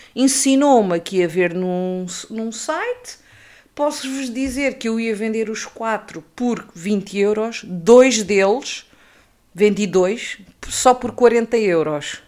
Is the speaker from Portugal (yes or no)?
yes; Peniche, Centro, Portugal; Eu cresci no Baleal